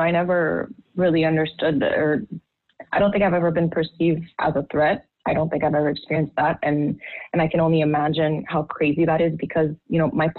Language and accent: English; Haiti; also born or lived in Washington, D.C. / Europe; now in United States; growing up in Haiti, I grew up in a class where race was never a thing. You know, we were half black.